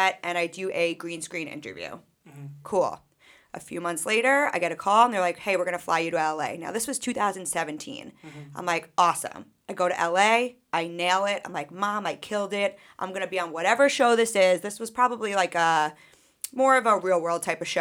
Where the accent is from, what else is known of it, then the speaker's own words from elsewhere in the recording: Sachem, Long Island, New York, United States; growing up in Sachem, like, I was a peer mediator always